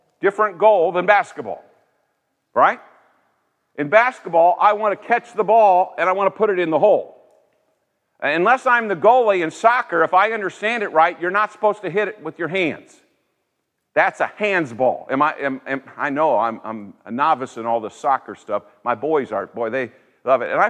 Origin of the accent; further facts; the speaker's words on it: Indiana, United States; also born or lived in Greenville, South Carolina; I'm from Indiana